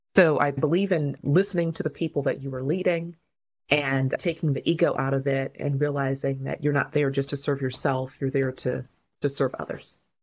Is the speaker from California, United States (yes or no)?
yes; Covina, California, United States; also born or lived in Inglewood, California / Zimbabwe; I was born in Inglewood, California. When I was about six years old, we moved to Covina, California